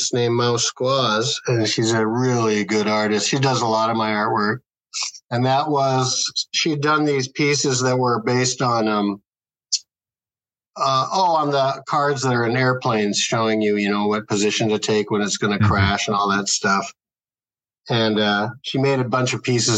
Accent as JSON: {"language": "English", "region": "Midwest", "country": "United States", "said": "We're all from the Midwest, like the hickiest of the Midwest"}